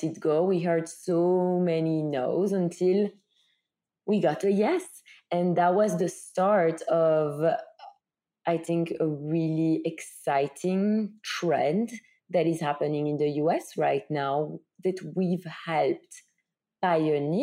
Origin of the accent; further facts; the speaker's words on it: Belgium; moved away; you hear it from my accent, I'm from Belgium.